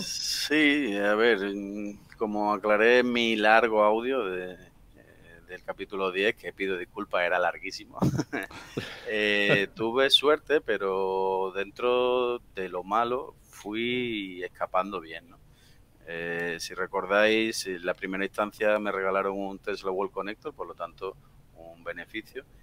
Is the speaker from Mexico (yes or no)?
no; Seville, Andalusia, Spain; also born or lived in Madrid area, Spain; now in Madrid, Spain; yo soy de Sevilla del Sur y desde mi casa hasta casa de mis padres hay unos 540 kilómetros